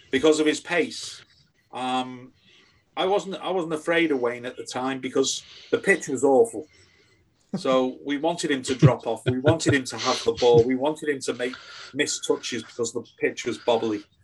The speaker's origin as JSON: {"language": "English", "country": "United Kingdom", "said": "you thought they had the same sort of passion as what you had as a as a Brit."}